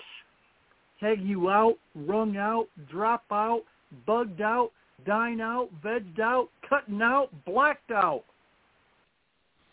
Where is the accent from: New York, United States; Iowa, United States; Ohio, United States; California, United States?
Ohio, United States; I'm from Ohio